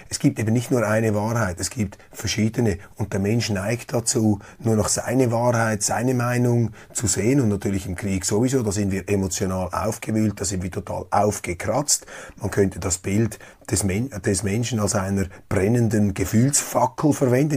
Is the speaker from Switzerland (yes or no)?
yes; Switzerland; Als Schweizer